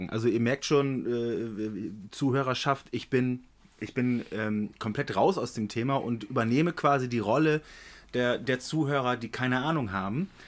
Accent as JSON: {"language": "German", "region": "Northern Germany", "country": "Germany", "said": "wie man sich das vorstellt als Norddeutscher"}